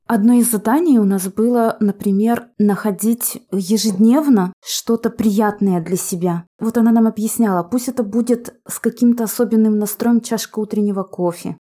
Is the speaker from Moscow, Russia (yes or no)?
no; Kirov, Kirov Oblast, Russia; moved away as an adult; also born or lived in Germany; вернулись обратно на мою родину в город Киров